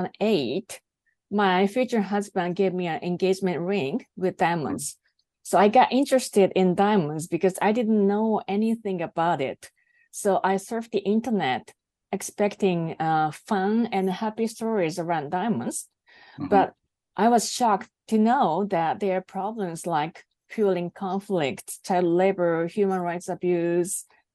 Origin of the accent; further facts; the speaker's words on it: Japan; first language Japanese; English is a second language; Well, my native language is Japanese, so I didn't find any information in Japanese.